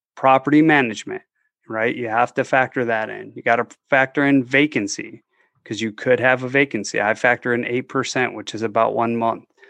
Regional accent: just outside of Detroit, Michigan, United States; now in Tampa, United States; I grew up just outside of Detroit.

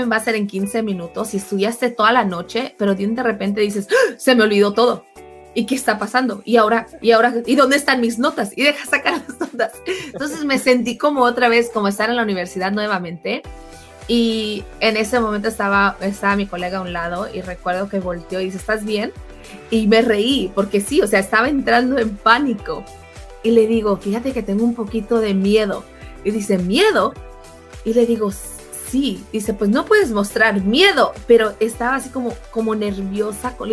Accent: California, United States; born there; A mí me ha tocado en varias ocasiones porque yo nací en California, entonces a mí mi inglés es un poco más natural.

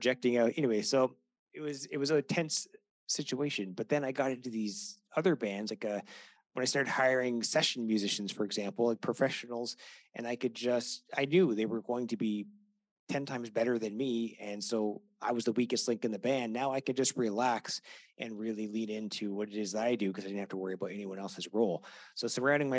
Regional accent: Canada; I'm Canadian

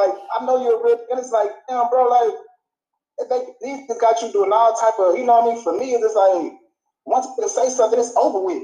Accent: Beaumont, Texas, United States; I'm from Beaumont

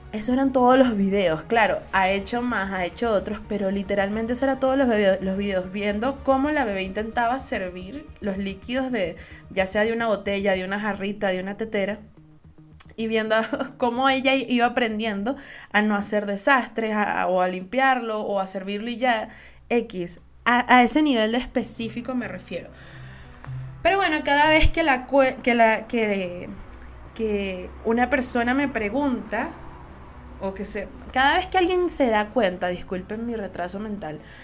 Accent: Venezuela; Soy una jeva de Venezuela

